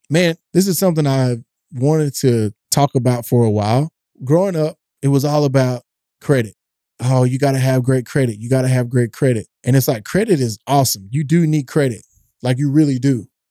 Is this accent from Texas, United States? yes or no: yes; East Texas, United States; I grew up in a tough neighborhood in East Texas